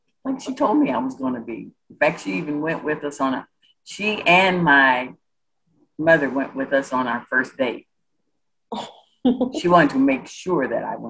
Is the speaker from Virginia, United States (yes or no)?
no; Chicago, Illinois, United States; moved away as an adult; also born or lived in Atlanta, Georgia / Carbondale, Illinois / Austin, Texas; now in San Antonio, United States; I am originally from Chicago, Illinois, and I ended up in the state of Texas coming to be an admissions counselor at the University of Texas at Austin in 1978.